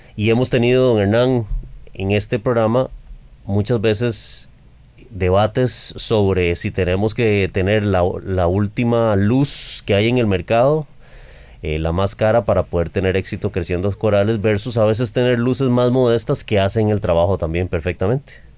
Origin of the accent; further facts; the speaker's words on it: Costa Rica; los costarricenses